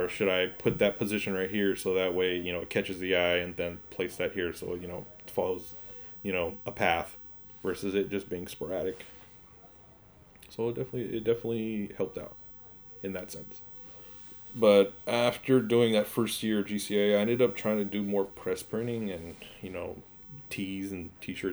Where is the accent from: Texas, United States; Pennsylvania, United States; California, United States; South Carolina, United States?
California, United States; Pasadena; also born or lived in Pomona / Highland Park; Not born, but raised in Pasadena